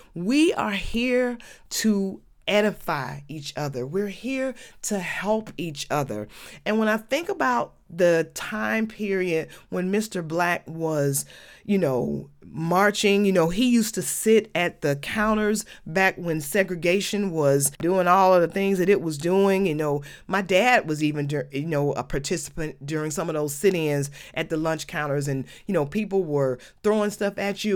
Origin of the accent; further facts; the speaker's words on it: Atlanta, Georgia, United States; when I was a child growing up in Adamsville